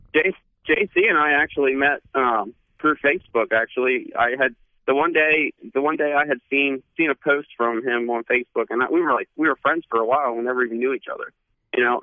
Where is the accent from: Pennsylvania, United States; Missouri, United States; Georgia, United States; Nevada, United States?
Pennsylvania, United States; moved away; I'm from Pennsylvania originally, so we call him pap